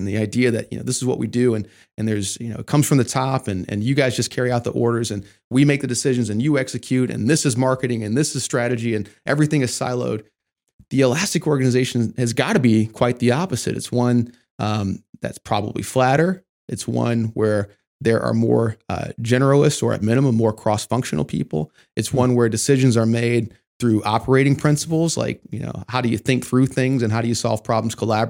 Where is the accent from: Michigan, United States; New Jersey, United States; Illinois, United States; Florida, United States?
Michigan, United States; I mean, I grew up in Michigan, so, you know, your uncle, he's a Ford man.